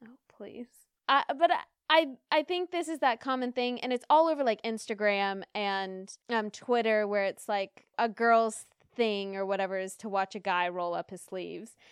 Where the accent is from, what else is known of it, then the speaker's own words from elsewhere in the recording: United States; Being American